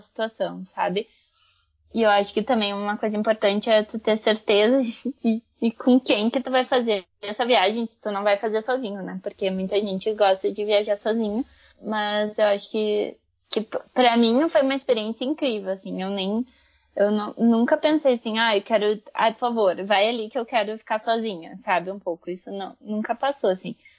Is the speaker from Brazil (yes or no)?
yes; Brazil; Eu fui criada no Brasil